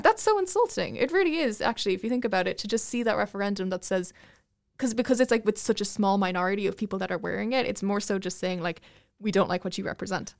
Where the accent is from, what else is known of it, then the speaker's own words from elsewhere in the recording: Ireland; I grew up in Ireland